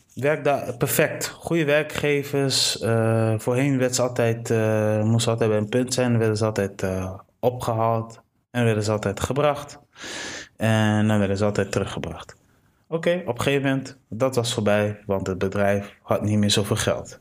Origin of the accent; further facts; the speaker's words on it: Delfzijl, Groningen, Netherlands; ik ben geboren in Delcel. Ja. Delcel, Groningen, daar kun je fietsen tot de fullest